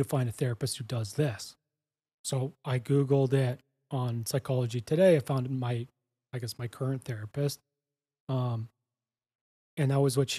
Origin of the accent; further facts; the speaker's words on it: Canada; moved away as an adult; now in Costa Rica; I'm Canadian. My wife and I and our dog Winston, we moved down to Costa Rica